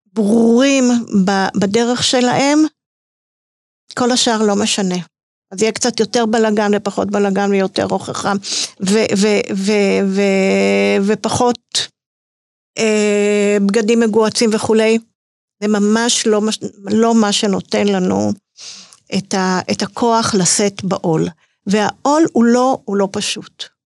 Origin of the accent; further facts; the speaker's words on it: Netanya, Central District, Israel; אני גדלתי בנתניה